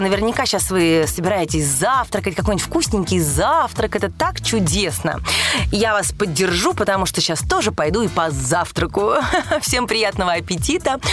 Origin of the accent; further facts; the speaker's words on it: Moscow, Russia; родилась в Москве